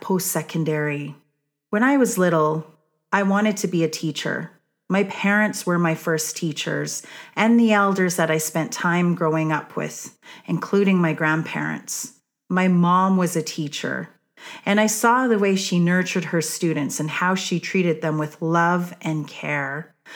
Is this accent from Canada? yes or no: yes; Kainai, Blackfoot Confederacy, Alberta, Canada; I was raised in Aguana, the blood tribe, which is part of the Blackfoot Confederacy